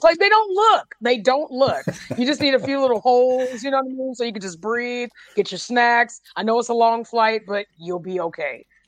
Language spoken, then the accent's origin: English; San Francisco, California, United States; also born or lived in Oakland; I grew up in San Francisco, and then I um, my mom and I we lived in Oakland for ten years